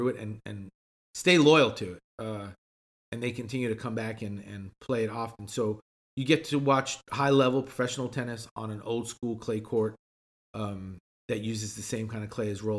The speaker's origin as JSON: {"language": "English", "country": "Chile", "moved": "yes", "said": "I'm from Chile"}